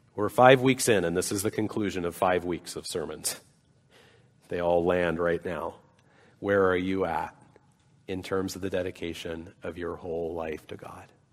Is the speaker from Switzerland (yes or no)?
no; Salt Lake City, Utah, United States; moved away; I grew up in Salt Lake City